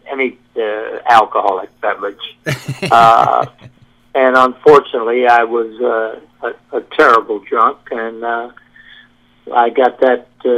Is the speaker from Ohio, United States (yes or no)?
no; Connecticut, United States; I grew up in Connecticut